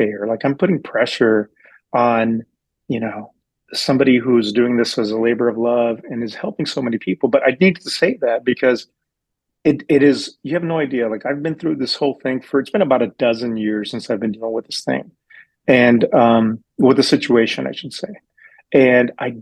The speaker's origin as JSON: {"language": "English", "region": "West Texas", "country": "United States", "moved": "yes", "lives_now": "San Diego, United States", "said": "No, I'm from Texas. I'm from West Texas. So I've been in San Diego for about 20 years now."}